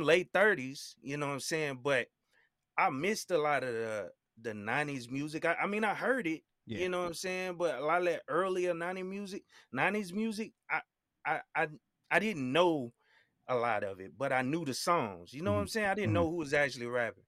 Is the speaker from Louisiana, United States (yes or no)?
yes; Baton Rouge, Louisiana, United States; I grew up in Baton Rouge